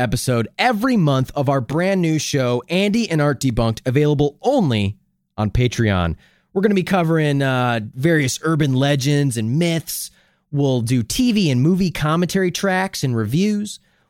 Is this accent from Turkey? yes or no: no; United Kingdom; I'm British, you know, but then, I mean, just like even the Midlands have a Yorkshire accent, Sheffield accent, you know, all the Southern England sounds totally different than Northern.